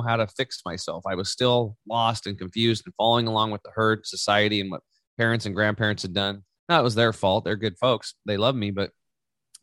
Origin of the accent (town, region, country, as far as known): Eastern Oregon, United States; born or raised there; also born or lived in Canby, Oregon